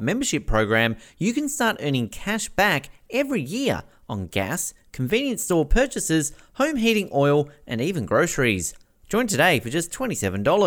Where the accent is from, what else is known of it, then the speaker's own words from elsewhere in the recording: Tasmania, Australia; an Australian who grew up on a staple diet of the Mighty Ducks movies